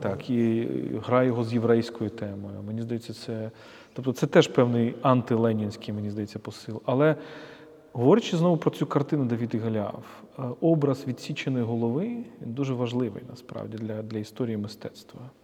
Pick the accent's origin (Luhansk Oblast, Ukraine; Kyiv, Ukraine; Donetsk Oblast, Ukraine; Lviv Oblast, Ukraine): Kyiv, Ukraine; ми, як з тобою, як кияни